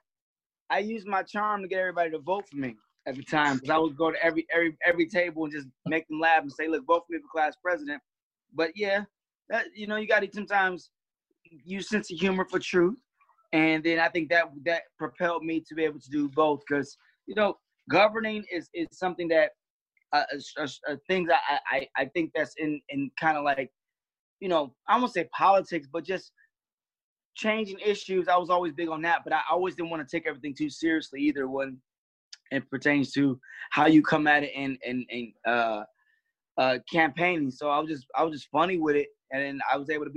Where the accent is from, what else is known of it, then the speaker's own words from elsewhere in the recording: Detroit, Michigan, United States; also born or lived in West Bloomfield, Michigan; I grew up in Detroit. I also grew up in West Bloomfield